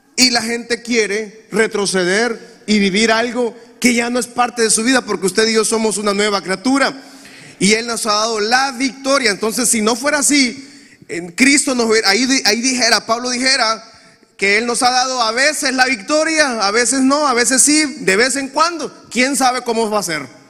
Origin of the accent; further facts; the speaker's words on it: Honduras; Yo tengo 40 años de edad y desde que tengo uso de razón escucho violencia en mi país